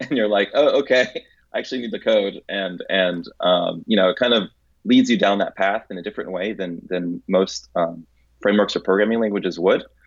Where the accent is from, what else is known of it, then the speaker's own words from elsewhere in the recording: Tampa, Florida, United States; also born or lived in Santo Domingo, Dominican Republic / Atlanta, Georgia / San Jose, California; at two years old, uh, we moved, my family moved to Tampa, Florida